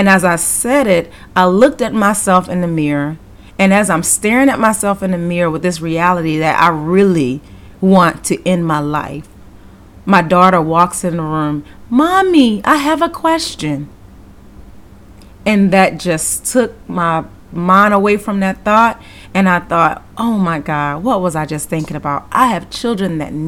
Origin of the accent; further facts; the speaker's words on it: Baltimore, Maryland, United States; moved away; also born or lived in Georgia; I'm originally from Baltimore, and I was living in Georgia at the time